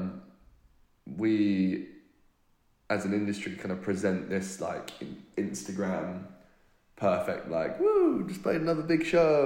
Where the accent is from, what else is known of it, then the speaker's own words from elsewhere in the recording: United Kingdom; accent: British; I'm British